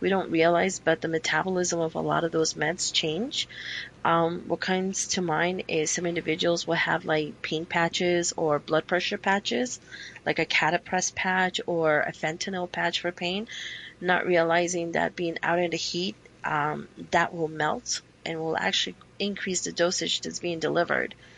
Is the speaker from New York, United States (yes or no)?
yes; New York, United States; now in Arizona, United States; being a New Yorker